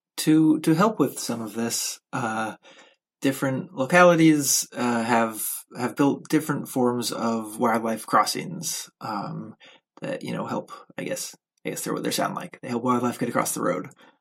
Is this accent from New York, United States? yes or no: no; Simi Hills, Southern California, United States; moved away; I grew up at the foot of the Simi Hills in Southern California.